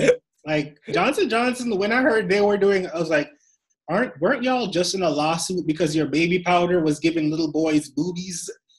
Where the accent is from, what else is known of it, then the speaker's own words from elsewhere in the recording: Toronto, Ontario, Canada; For those of you who know, I am from Toronto. And we've been on lockdown the longest in the world.